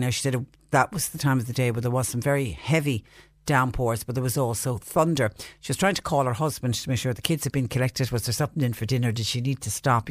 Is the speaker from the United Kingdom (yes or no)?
no; Ireland